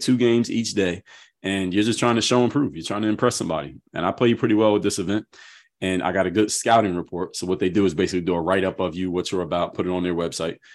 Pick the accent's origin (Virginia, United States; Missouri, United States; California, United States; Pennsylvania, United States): Pennsylvania, United States; Philadelphia; I'm from Philadelphia